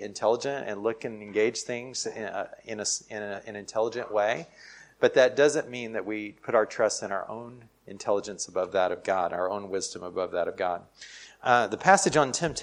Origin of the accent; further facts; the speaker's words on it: United States; I'm from America